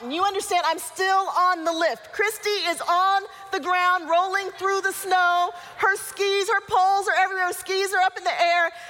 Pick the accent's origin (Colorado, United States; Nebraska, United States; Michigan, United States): Colorado, United States; I grew up mostly in Colorado. We went up to Vail, and I had not skied very much. Even though I grew up in Colorado, I didn't ski.